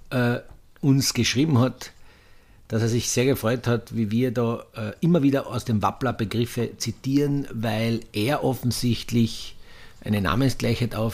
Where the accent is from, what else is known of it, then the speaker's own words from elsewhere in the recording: Austria; die Paella {S1} ist so das Synonym wie in, in, bei uns in Österreich die Panier.